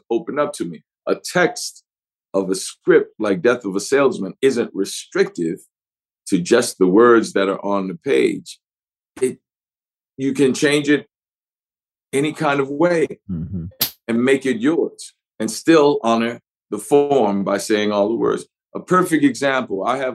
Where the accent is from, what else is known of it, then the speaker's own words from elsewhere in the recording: New Orleans, Louisiana, United States; first language English; I'm from New Orleans, so we love to drop our final consonants and all.